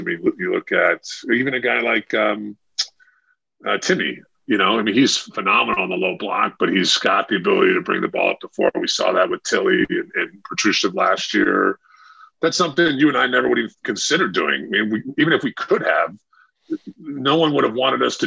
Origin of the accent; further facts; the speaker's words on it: Denver, Colorado, United States; I'm from Denver